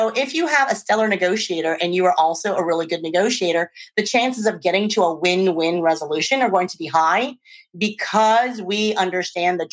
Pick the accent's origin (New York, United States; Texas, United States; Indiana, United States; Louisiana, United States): Louisiana, United States; also born or lived in Czech Republic; now in Oakland, United States; I grew up in Louisiana, and I've moved to the Czech Republic.